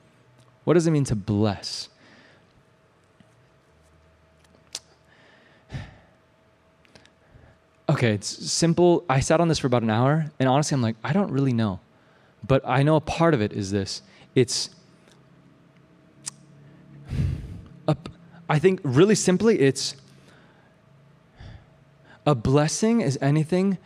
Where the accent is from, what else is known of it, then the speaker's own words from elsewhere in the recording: Champaign, Illinois, United States; I grew up in Champaign, Illinois. I grew up behind a cornfield